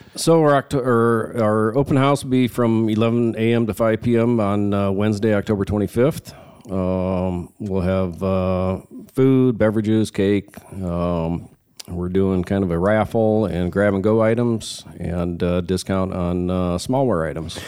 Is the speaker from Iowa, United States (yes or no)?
yes; Sioux City, Iowa, United States; I grew up here in Sioux City, Iowa, uh, born and raised here